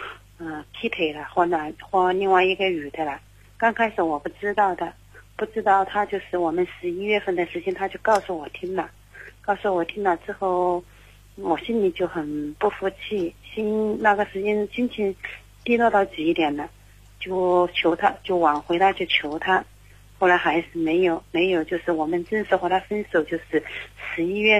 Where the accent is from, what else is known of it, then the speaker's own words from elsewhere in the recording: Zhaoqing, Guangdong, China; 我是嗯，广东肇庆的。